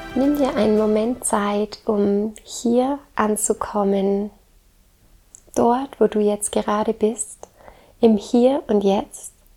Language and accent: German; Southern Germany, Germany; also born or lived in Baltic Sea coast; Ich komme ja ursprünglich aus dem Süden Deutschlands und bin jetzt hier an der Ostsee